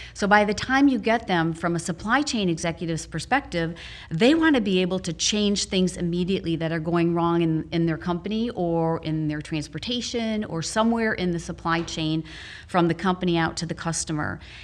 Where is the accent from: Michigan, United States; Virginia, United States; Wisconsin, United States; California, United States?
Wisconsin, United States; moved away; also born or lived in Naperville, Illinois; back in my home state